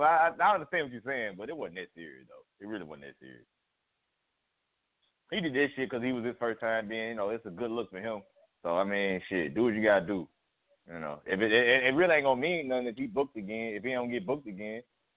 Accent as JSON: {"language": "English", "town": "Memphis", "region": "Tennessee", "country": "United States", "said": "I ain't from North Memphis. I'm from South Memphis."}